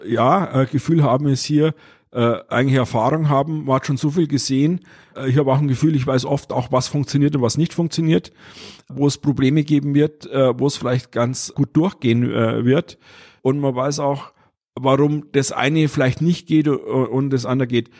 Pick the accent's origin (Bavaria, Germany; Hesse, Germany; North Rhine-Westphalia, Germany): Bavaria, Germany; ich bin Bayer